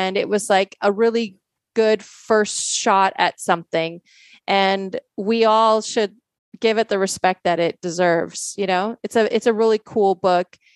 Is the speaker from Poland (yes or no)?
yes; Poland; born there; some people don't know I was born in Poland